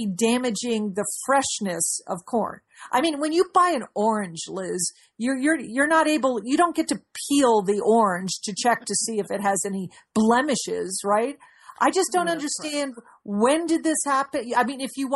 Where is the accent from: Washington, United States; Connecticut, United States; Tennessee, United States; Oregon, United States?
Connecticut, United States; moved away; we grew up in Connecticut